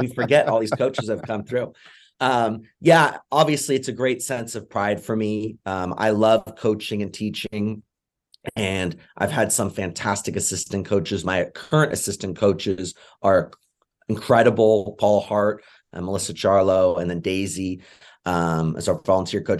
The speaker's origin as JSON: {"language": "English", "region": "England", "country": "United Kingdom", "moved": "yes", "said": "I'm originally from England"}